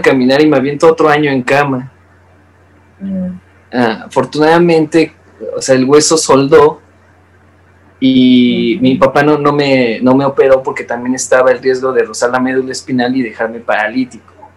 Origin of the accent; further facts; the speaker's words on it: Mexico; como artista mexicano joven